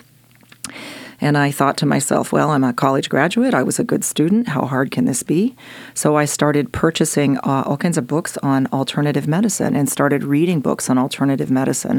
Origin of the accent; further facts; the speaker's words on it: Jefferson, Oregon, United States; also born or lived in Austria; I grew up in Jefferson, Oregon.